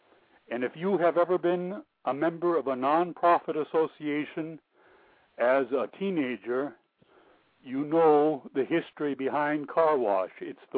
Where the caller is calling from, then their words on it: Sonoma County, California, United States; I'm calling from the great county of Sonoma in California.